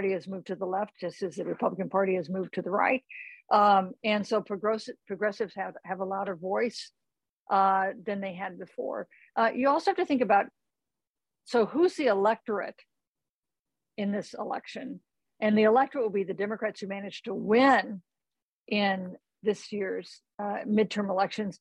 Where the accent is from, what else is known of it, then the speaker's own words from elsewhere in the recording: Kansas, United States; moved away; my home state of Kansas